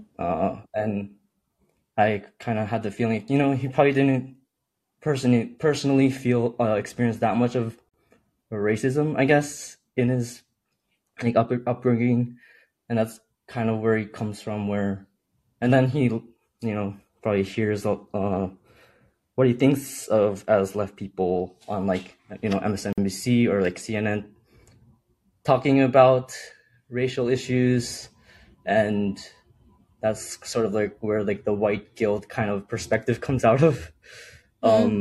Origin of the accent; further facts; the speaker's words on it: New Jersey, United States; I grew up in New Jersey, like just outside of New York City